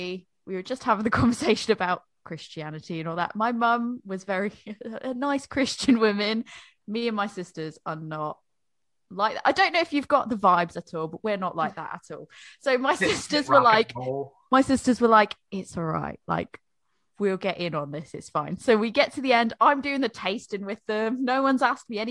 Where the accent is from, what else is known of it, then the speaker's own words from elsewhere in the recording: Boston, Massachusetts, United States; moved away as an adult; also born or lived in Japan; now in United Kingdom; I'm from Boston